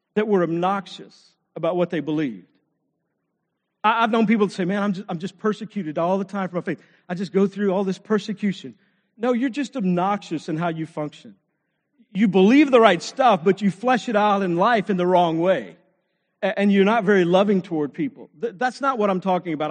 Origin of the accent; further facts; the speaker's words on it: Texas, United States; I grew up in Texas, played football